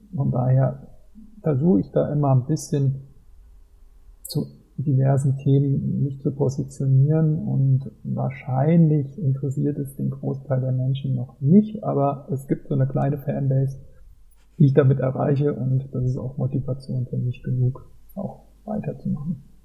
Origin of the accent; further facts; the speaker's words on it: Mainz, Rhineland-Palatinate, Germany; ich bin 48 Jahre alt und bin gebürtiger Mainzer